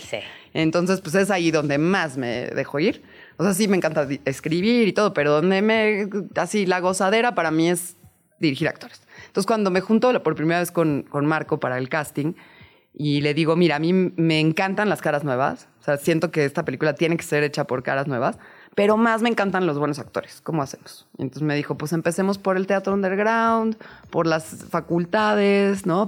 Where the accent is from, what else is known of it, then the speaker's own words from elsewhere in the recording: Mexico City, Mexico; now in Tepoztlán, Mexico; soy chilanga